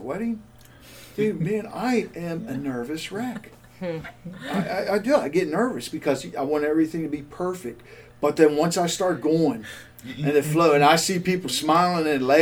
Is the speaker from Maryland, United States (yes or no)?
yes; Baltimore, Maryland, United States; accent: Baltimore; told me I had a Baltimore accent. Well, duh. I'm from Baltimore.